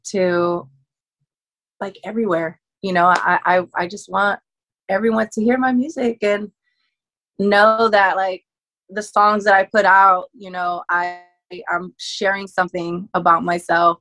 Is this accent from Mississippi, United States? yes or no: no; California, United States; born or raised there